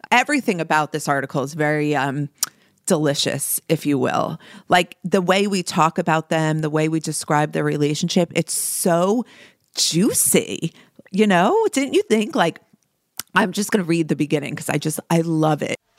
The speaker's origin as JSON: {"language": "English", "region": "New Jersey", "country": "United States", "tie": "born or raised there", "said": "as a young girl growing up in New Jersey with brown hair"}